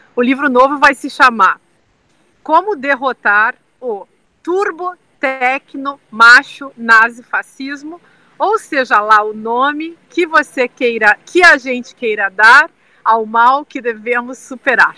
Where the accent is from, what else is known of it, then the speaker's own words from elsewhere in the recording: southern Brazil, Brazil; eu sou do sul do Brasil